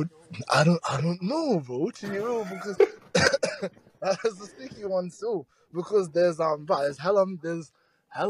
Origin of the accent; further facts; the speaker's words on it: Birmingham, West Midlands, United Kingdom; now in Queensland, Australia; I grew up in Brum. So Birmingham